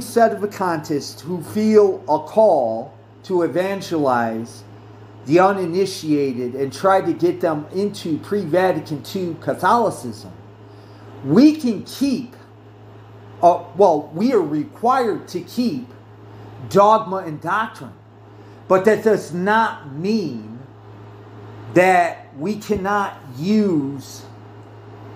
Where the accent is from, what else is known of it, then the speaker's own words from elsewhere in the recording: United States; I'm an American, you know, in the sense that I'm born an American and I am an American. I'm part of, you know, American culture and society shaped who I am